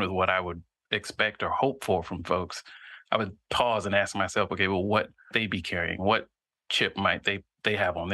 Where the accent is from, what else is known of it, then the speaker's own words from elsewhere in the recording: near Fort Rucker, Southeast Alabama, United States; I grew up in Southeast Alabama near an Army base called Fort Rucker